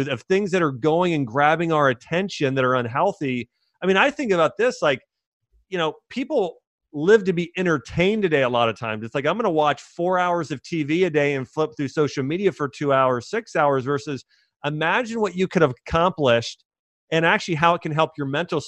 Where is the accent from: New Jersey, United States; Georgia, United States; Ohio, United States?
Ohio, United States; Columbus; I grew up in Columbus, Ohio.